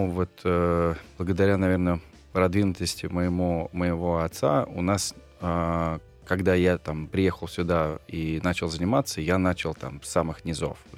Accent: Volgograd, Volgograd Oblast, Russia; moved away; also born or lived in United States; я парень из Волгограда, у меня просто м- судьба как раз э- кинула на ту сторону как бы океана.

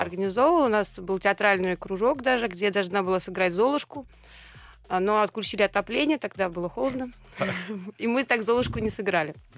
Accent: Saint Petersburg, Russia; born or raised there

